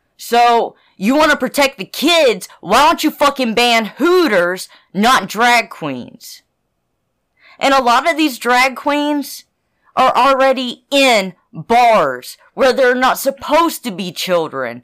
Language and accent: English; the South, United States; I grew up in the South